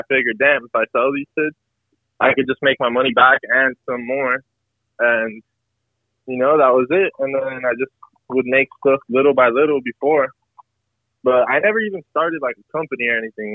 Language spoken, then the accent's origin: English; Miami, Florida, United States; I'm just born and raised in Miami.